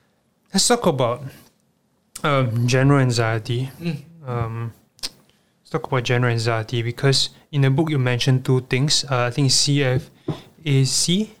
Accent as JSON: {"language": "English", "town": "Bikini", "country": "Marshall Islands", "said": "Papa, I mean, I was from Bikini as well, in case y'all don't know."}